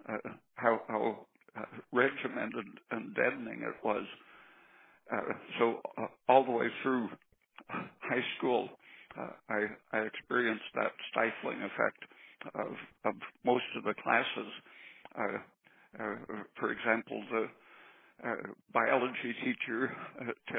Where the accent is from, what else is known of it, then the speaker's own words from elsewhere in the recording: Oregon, United States; also born or lived in San Diego, California; I was about 8 years old. We moved to Oregon from San Diego, and I had a couple of years at a very tiny school.